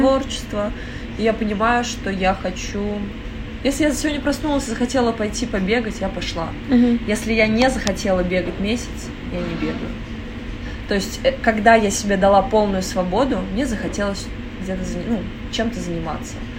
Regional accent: Moscow, Russia; я родилась в Москве, угу. и я никогда где-то не жила.

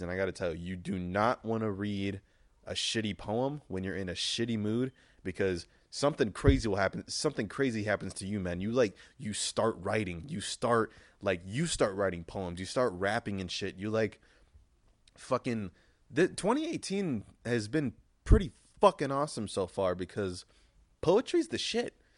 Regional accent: United States; I'm an American

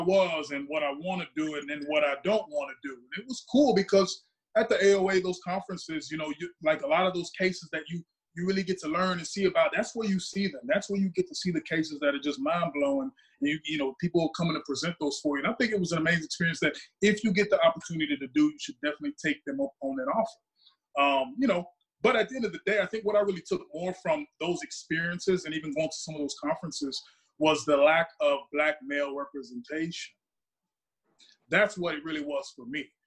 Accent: Dallas, Texas, United States; moved away as an adult; also born or lived in Davie, Florida; I'm not from Florida. I'm from Dallas, Texas

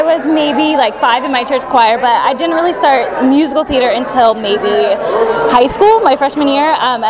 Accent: San Diego, California, United States; now in Myrtle Beach, United States; and I'm from San Diego.

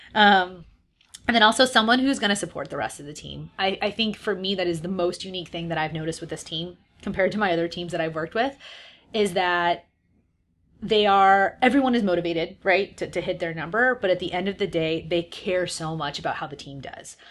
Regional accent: San Diego, California, United States; moved away as an adult; also born or lived in San Francisco; I'm from San Diego

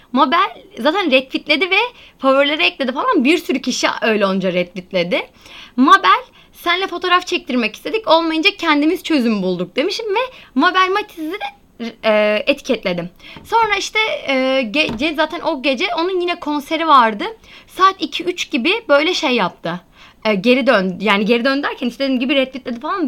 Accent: Antalya, Turkey; ben bir de Antalyalı olarak

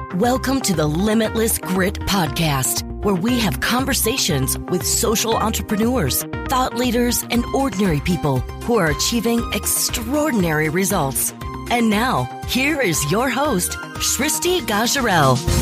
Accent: Nepal; now in United States; I came to America n- almost nine years ago. I'm from Nepal

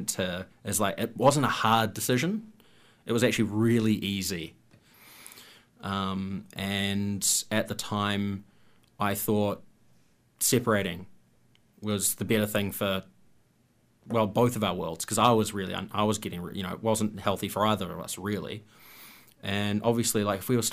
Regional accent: New Zealand; I'm a New Zealander

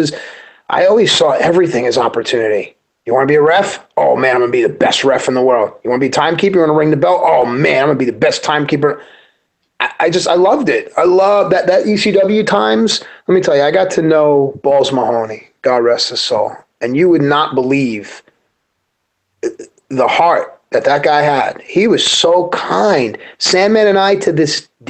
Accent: New York City, New York, United States; I'm a kid from Queens, New York

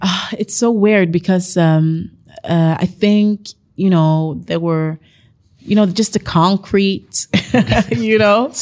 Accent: Bergen, Vestland, Norway; moved away as an adult; also born or lived in Sierra Leone; now in Oslo, Norway; I'm from Bergen

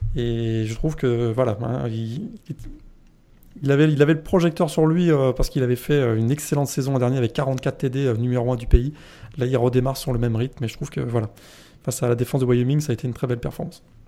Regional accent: Brittany, France; je suis breton

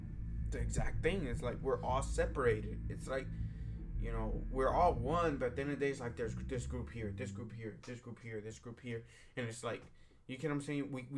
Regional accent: Houston, Texas, United States; In Second Ward, you get what I'm saying? That's the neighborhood, you know, we're from and we grew up in.

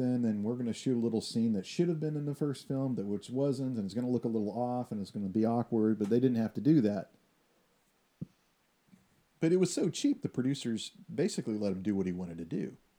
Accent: Texas, United States; I know that we are from Texas, and we have firearms, and we're more familiar with firearms. We come from a culture of firearms

